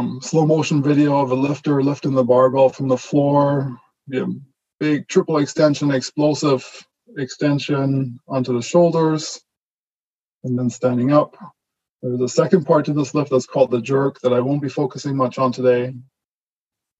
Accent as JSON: {"language": "English", "country": "Germany", "tie": "born or raised there", "also_born_or_lived": "British Columbia, Canada", "first_language": "German", "second_language": "English", "moved": "yes", "said": "I was born and raised in Germany. So German is my first language. And I actually learned how to speak English in Canada after my family immigrated to British Columbia in the mid-90s."}